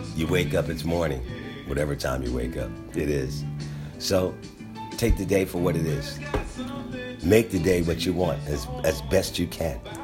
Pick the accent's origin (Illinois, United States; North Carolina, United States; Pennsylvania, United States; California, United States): Pennsylvania, United States; Philadelphia; We're from Philadelphia